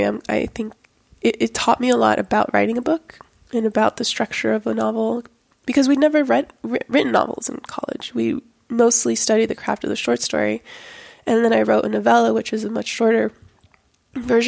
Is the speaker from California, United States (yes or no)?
no; Miami, Florida, United States; also born or lived in Lima, Peru; I grew up in Miami